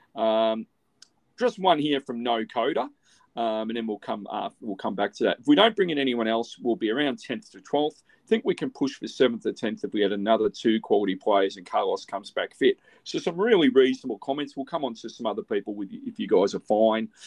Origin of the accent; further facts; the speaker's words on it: Australia; as an Aussie